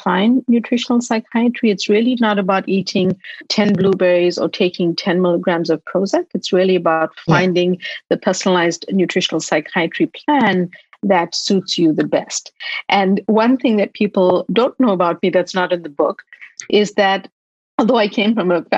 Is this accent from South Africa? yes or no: yes; Durban, KwaZulu-Natal, South Africa; moved away as an adult; now in United States; I was born in Durban in South Africa, and I moved to the US to study.